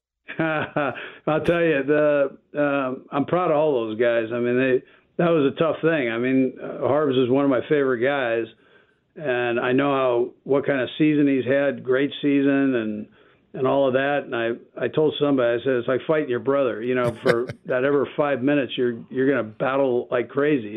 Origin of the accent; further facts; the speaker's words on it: California, United States; now in Kansas City, United States; I'm from California